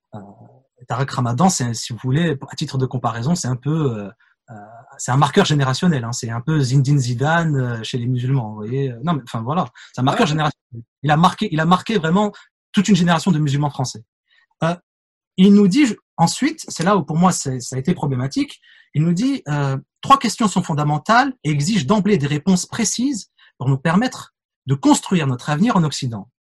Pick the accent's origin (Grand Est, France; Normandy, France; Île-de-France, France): Île-de-France, France; Paris